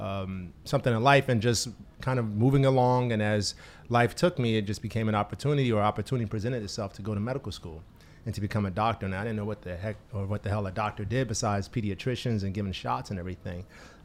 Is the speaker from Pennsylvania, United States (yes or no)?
no; Newark, New Jersey, United States; I was born in New Jersey. Where? Newark, New Jersey. Yeah, Newark, New Jersey.